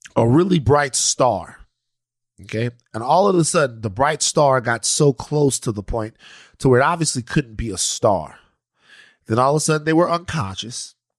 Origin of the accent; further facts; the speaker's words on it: Maryland, Louisiana, United States; we're from Maryland, Louisiana. We're from out there